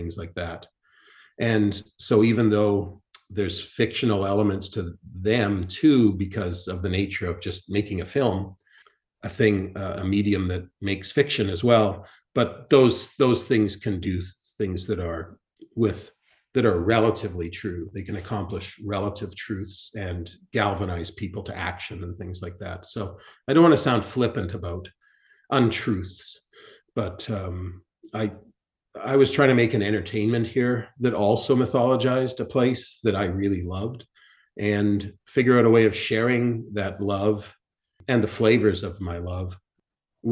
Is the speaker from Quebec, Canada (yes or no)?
no; Winnipeg, Manitoba, Canada; my hometown of Winnipeg